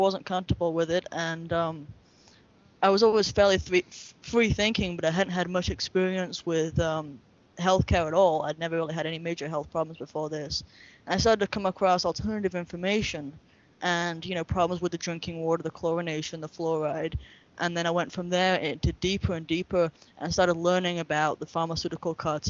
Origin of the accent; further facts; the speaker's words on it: England, United Kingdom; now in United States; I'm from England